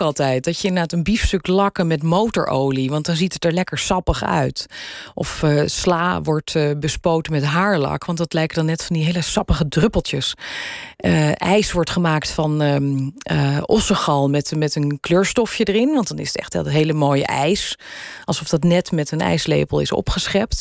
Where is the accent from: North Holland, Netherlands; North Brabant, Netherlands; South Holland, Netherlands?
North Holland, Netherlands; Weesp; accent: Gooi; also born or lived in Amsterdam; ik ben geboren in Amsterdam. Daar heb ik eerst een paar jaar van mijn leven gewoond. En toen is mijn vader huisarts geworden in Weesp. En daar heb ik mijn, eh, mijn jeugd doorgebracht.